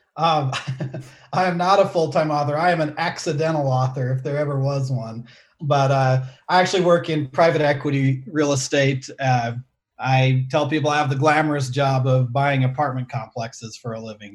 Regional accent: Salt Lake City, Utah, United States; I grew up in Salt Lake City

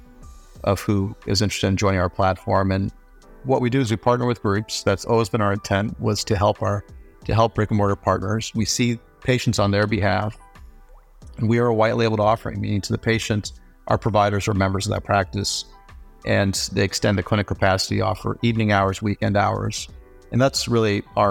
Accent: Denver, Colorado, United States; also born or lived in Nepal / New York; we immigrated from Nepal to the U.S., when I was about two and a half, and I lived in a multi-generational household in the Denver suburbs

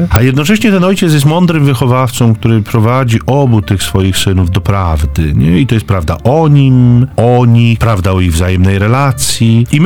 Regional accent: Zduńska Wola, Łódź Voivodeship, Poland; Ja jestem z Duńskiej Woli. E, to jest miejsce urodzenia świętego Maksymiliana.

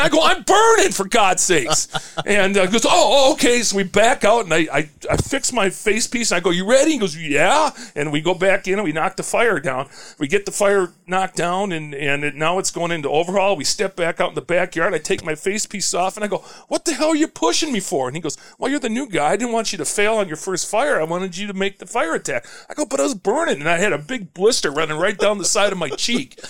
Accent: St. Louis Park, Minnesota, United States; moved away; also born or lived in Cedar Rapids, Iowa; I grew up in St. Louis Park

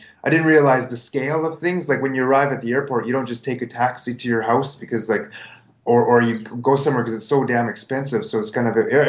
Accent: Canada; moved away as an adult; also born or lived in Japan; I'm Canadian

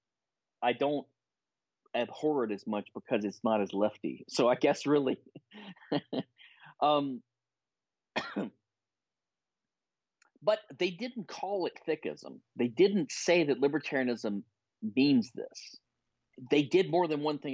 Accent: Louisiana, United States; moved away; also born or lived in Philadelphia; I was from Louisiana

